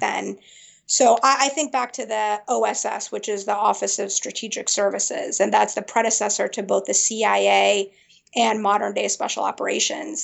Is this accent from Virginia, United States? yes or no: yes; Springfield, Virginia, United States; also born or lived in Afghanistan / Peshawar, Pakistan; I grew up in Northern Virginia, right around the Springfield, Burke area